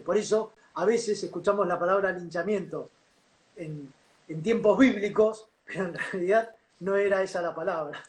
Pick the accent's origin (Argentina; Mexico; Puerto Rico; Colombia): Argentina